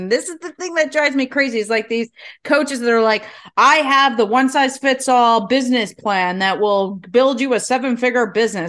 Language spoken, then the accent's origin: English; the South, United States; A hoot. I'm from the South.